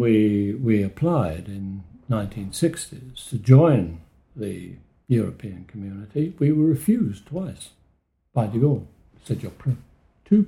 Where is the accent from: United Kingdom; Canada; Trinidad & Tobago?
United Kingdom; London; moved away; also born or lived in France; I was born in London.